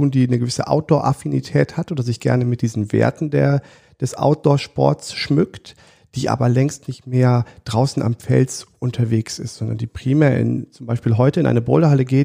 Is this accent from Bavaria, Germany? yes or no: no; Siegburg, North Rhine-Westphalia, Germany; ich bin im, in Siegburg groß geworden, also im, in der Nähe von Bonn